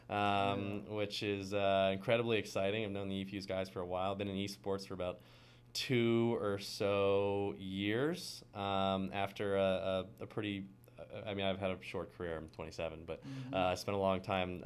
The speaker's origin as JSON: {"language": "English", "town": "Baltimore", "region": "Maryland", "country": "United States", "tie": "born or raised there", "said": "I'm born and raised in Baltimore, Maryland"}